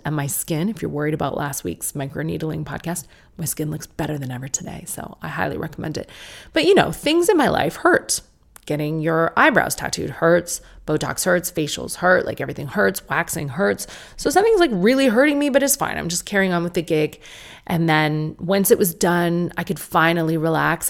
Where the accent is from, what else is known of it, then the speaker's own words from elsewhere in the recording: United States; accent: American; my American accent